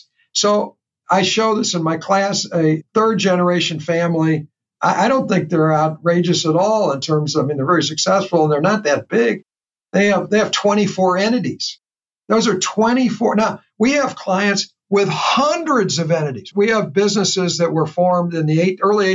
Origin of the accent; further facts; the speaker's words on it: St. Louis, Missouri, United States; I discover in my hometown, and I've been here a professional in this region for 50 years